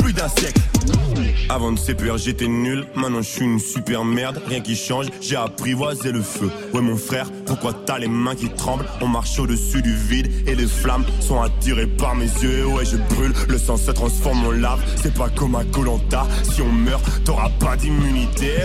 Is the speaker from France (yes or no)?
no; Linkebeek, Flanders, Belgium; also born or lived in Brussels; on a grandi à Linkebeck avec tout ce qu'on ce dont on avait besoin